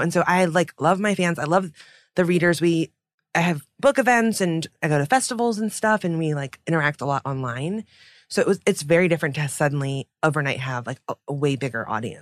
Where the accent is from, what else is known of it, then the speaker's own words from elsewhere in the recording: United States; as a child of immigrants because, you know, growing up in America